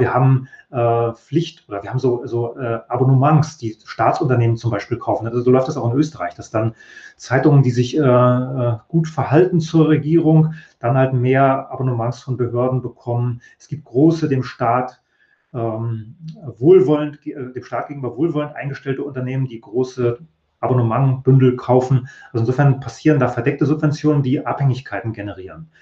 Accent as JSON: {"language": "German", "region": "East Germany", "country": "Germany", "tie": "born or raised there", "said": "Ich bin ja in der DDR ausgewachsen, aufgewachsen, wollte da auch Journalist werden"}